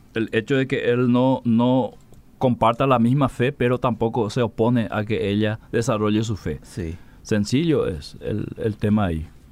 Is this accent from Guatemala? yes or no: no; Lambaré, Central, Paraguay; Yo soy acá de Lambaré